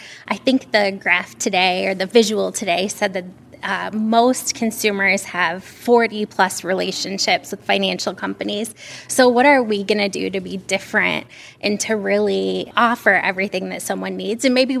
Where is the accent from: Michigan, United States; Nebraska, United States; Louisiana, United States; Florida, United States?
Michigan, United States; I'm from Michigan.